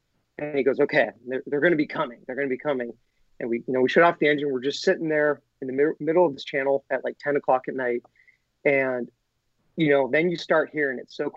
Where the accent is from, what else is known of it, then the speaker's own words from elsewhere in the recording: Monterey, California, United States; also born or lived in Washington / Jackson Hole, Wyoming; I was born in Monterey. So I was born here. I didn't live here my entire life. I lived in Washington, Wyoming for a little bit